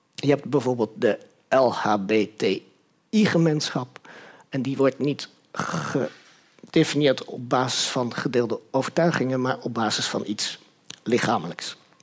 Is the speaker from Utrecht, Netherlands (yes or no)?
yes; Utrecht, Netherlands; also born or lived in Nijmegen; ik ben in Utrecht opgegroeid